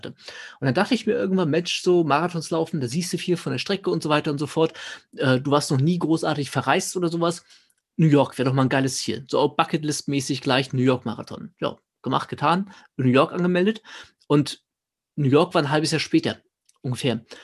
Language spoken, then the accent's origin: German; Schwerin, Mecklenburg-Vorpommern, Germany; ich komme aus Schwerin ganz ursprünglich und da gibt es einen schönen Ultra